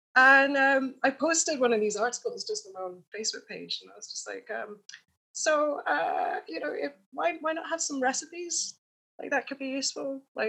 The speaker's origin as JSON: {"language": "English", "town": "Edinburgh", "region": "Scotland", "country": "United Kingdom", "said": "Like, it's such a sociable city, especially because I came from Edinburgh, which was a massive culture shock."}